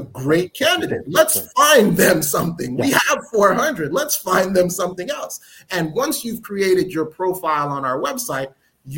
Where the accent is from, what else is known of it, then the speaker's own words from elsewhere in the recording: New York City, New York, United States; also born or lived in Newark, New Jersey; I was born and raised in Newark, New Jersey, but I grew up in New York, in Brooklyn, New York.